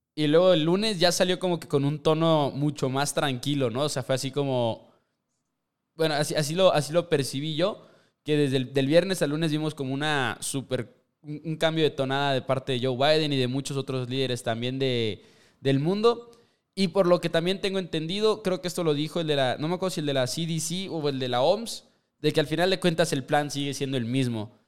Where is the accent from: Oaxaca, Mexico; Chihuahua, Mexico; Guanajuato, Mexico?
Chihuahua, Mexico; somos de Chihuahua, entonces estamos cerca de la frontera